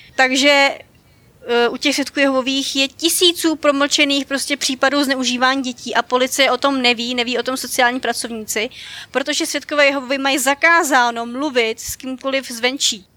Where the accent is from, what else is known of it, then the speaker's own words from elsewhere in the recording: Dobříš, Central Bohemian Region, Czechia; já jsem u nás na Dobříši, já jsem z Dobříše a u nás přímo máme sál království